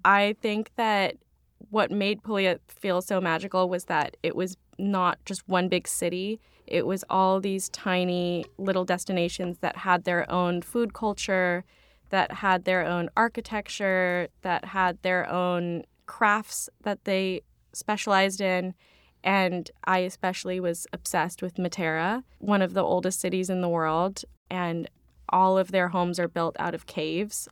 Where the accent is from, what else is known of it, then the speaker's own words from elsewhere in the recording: Claremont, California, United States; now in New York, United States; I grew up in Claremont, California, which is about forty minutes, depending on traffic, away from the main Los Angeles area.